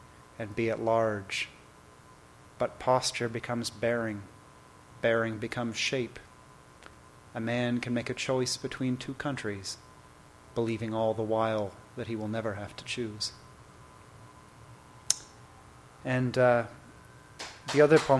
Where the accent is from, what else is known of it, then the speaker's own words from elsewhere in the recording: Toronto, Ontario, Canada; moved away as an adult; now in United States; I have grew up in Toronto and have been living in the United States for 14 years now